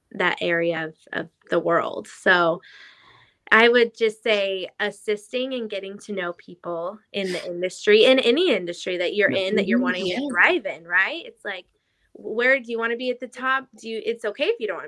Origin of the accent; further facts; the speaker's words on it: Idaho, United States; moved away as an adult; also born or lived in Los Angeles, United States; now in Nashville, United States; I grew up in Idaho